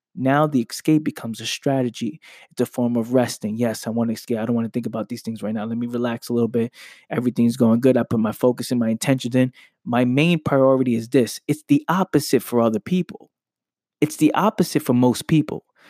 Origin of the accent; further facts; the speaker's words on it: New York City, New York, United States; I'm from the Bronx. I grew up in the Bronx.